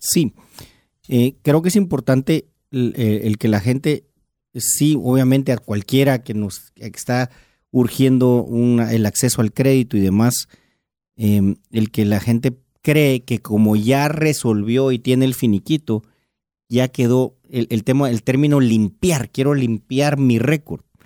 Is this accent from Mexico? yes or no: no; Guatemala; mi labor como guatemalteco